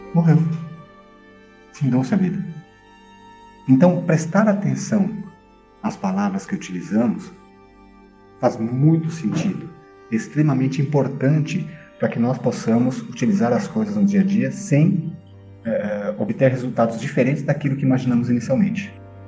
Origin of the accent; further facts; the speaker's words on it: Brazil; Eu sou brasileiro. Eu sou filho. Eu sou pai